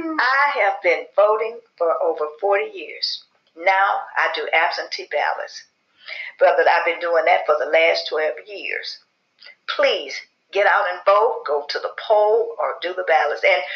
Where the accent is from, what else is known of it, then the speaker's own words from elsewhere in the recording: Memphis, Tennessee, United States; Memphis, Tennessee. And that is one of my hometown